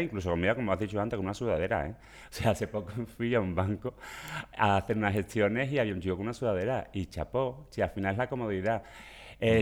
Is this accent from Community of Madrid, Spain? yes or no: no; Seville, Andalusia, Spain; accent: Sevillian; moved away as an adult; now in Catalonia, Spain; por mi acento veréis que soy sevillano